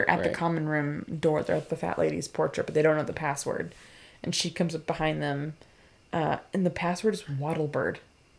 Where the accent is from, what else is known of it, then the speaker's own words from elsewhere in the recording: New England, United States; we're from New England, so we ice everything.